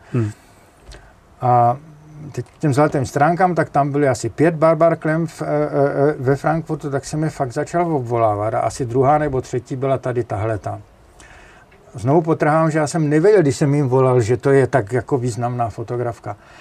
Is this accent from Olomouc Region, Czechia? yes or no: yes; Jeseník, Olomouc Region, Czechia; moved away; Já jsem Moravák ze Severní Moravy, eh, z Jeseníku